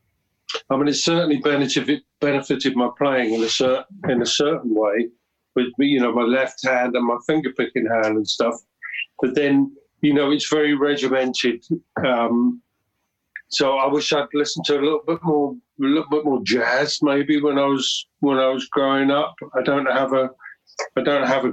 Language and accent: English; London, United Kingdom; moved away as an adult; now in Weymouth, United Kingdom; I grew up in South London.